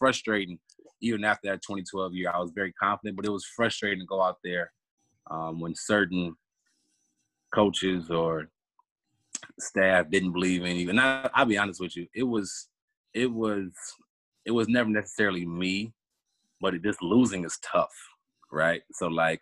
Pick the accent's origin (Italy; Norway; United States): United States; Cleveland, Ohio; I'm from Cleveland, Ohio.